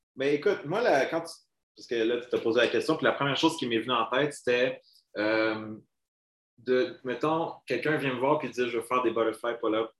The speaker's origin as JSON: {"language": "French", "town": "Montreal", "region": "Quebec", "country": "Canada", "tie": "born or raised there", "also_born_or_lived": "Laval", "lives_now": "Saint-Jérôme, Canada", "said": "Je viens de Montréal. J'ai grandi là pas mal toute mon enfance"}